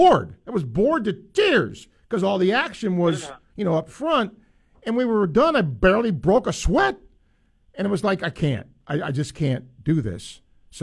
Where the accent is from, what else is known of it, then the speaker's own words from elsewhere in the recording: New York, United States; moved away; Where I grew up in New York, we had a really good high school soccer team.